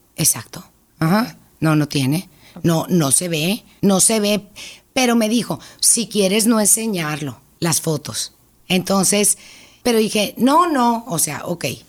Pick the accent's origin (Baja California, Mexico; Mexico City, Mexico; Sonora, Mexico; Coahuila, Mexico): Sonora, Mexico; Hermosillo; Yo nací aquí en Hermosillo, tengo 54 años